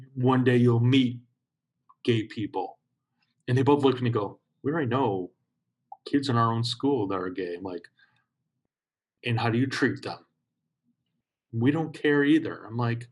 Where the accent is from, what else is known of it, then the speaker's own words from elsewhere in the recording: Chicago, Illinois, United States; growing up in Chicago